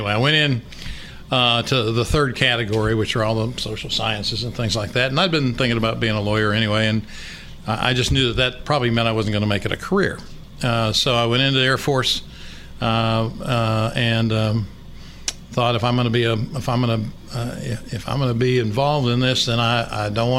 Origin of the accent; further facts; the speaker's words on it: Cedar Rapids, Iowa, United States; moved away as an adult; also born or lived in Fayetteville, Arkansas; now in Little Rock, United States; I grew up in Cedar Rapids, Iowa.